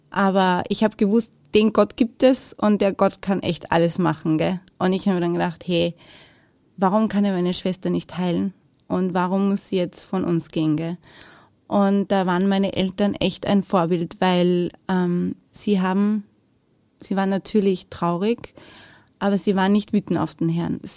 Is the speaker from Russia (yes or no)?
no; Lower Austria, Austria; also born or lived in Vienna; Also geboren bin ich in Wien, aber ich lebe, also habe gelebt damals in der Nähe von Wien. Also Niederösterreich, aber fast in Wien.